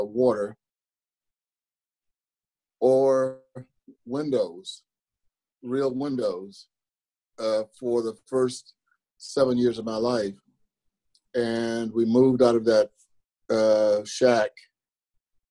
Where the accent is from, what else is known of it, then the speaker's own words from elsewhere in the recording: Ellis County, Texas, United States; now in Kansas City, United States; I grew up in Texas, in Ellis County